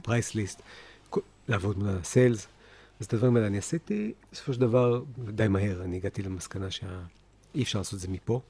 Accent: Haifa, Haifa District, Israel; also born or lived in New Jersey, United States; גדלתי בחיפה, שנתיים בארצות הברית, רילוקיישן

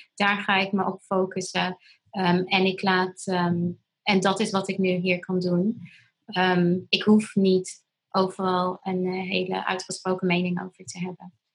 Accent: Tanzania; moved away; ik ben in Tanzania opgegroeid.

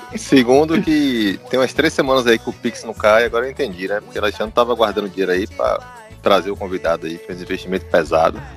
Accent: Cachoeira, Bahia, Brazil; eu sou de Cachoeira, né? Minha família é toda de Cachoeira

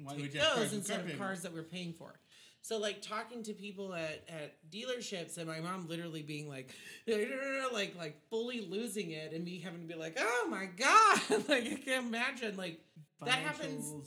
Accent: Texas, United States; I was born in Texas.

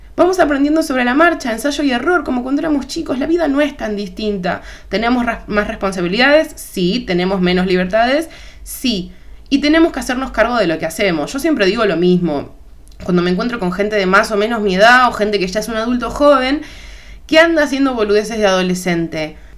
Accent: Argentina; te hablo desde Argentina

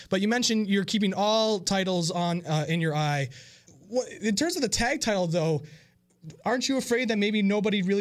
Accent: Ottawa, Ontario, Canada; we are from Ottawa

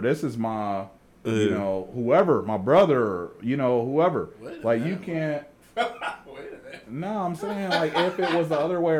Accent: Springfield, Ohio, United States; Springfield, Ohio.

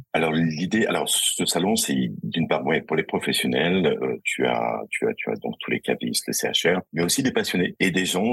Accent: Angers, Pays de la Loire, France; moved away; Je suis d'Angers

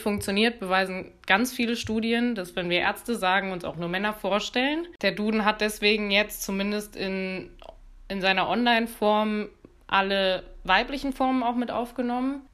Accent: Cologne area, North Rhine-Westphalia, Germany; Ich bin im Kölner Umkreis zur Schule gegangen.

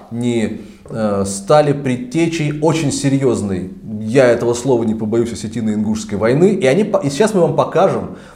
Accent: North Ossetia–Alania, Russia; вот осетин … осетин, ну, а они ингуши.

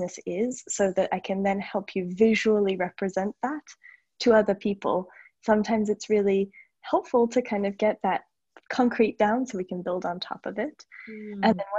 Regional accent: Australia; also born or lived in United States; now in Paris, France; And I am in Paris, France. I'm actually Australian originally. I've lived in the States for 10 years. My dad's British, so my accent is all over the place, but this is home now.

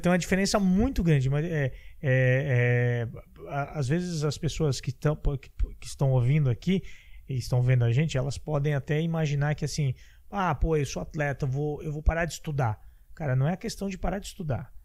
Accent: Blumenau, Santa Catarina, Brazil; Eu sou de Blumenau

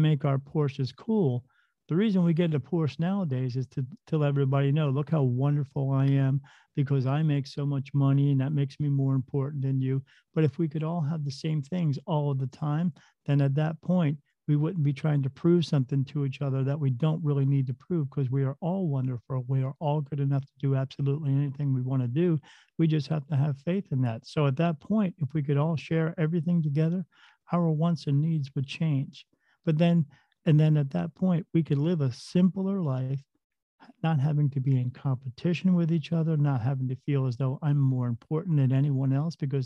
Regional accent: New Jersey, United States; I grew up in New Jersey. Right next to the Delaware River, we lived in a small town where there was a battlefield there

